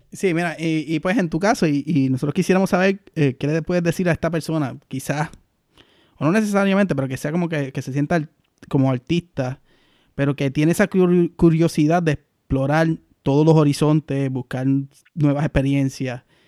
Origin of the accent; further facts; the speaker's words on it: Aguadilla, Puerto Rico; moved away as an adult; soy de Aguadilla, tú estuve, toda mi vida, los 28 años que estuve en Puerto Rico, fue soy de Aguadilla